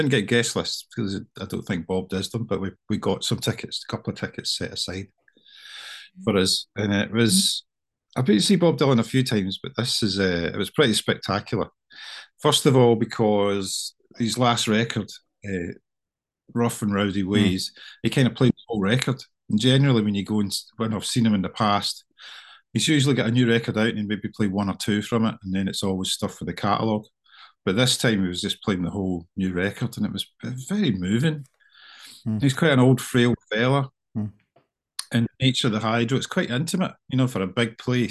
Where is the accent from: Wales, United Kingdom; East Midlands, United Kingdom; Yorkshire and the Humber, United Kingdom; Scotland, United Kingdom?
Scotland, United Kingdom; Irvine; I was born in Irvine and brought up in Irvine.